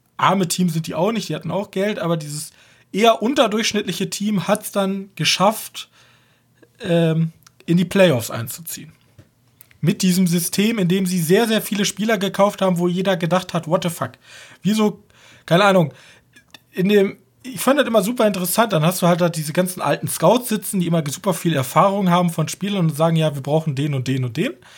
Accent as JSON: {"language": "German", "country": "Germany", "said": "als Deutscher"}